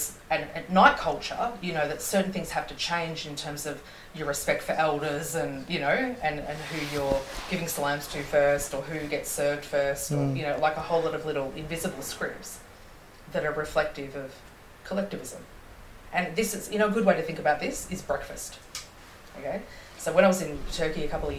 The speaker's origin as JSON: {"language": "English", "country": "Australia", "tie": "born or raised there", "said": "being born and raised in Australia"}